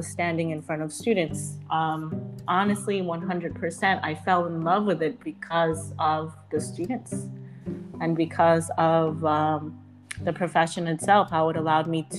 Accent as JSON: {"language": "English", "country": "United States", "tie": "born or raised there", "said": "I moved to the States when I was 4, and I grew up in the United States."}